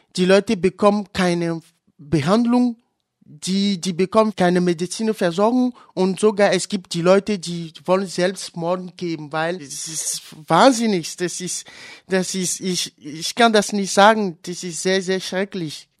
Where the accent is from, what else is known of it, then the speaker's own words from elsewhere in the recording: Togo; German is a second language; moved away as an adult; now in Freiburg, Germany; in meinem Heimatland Togo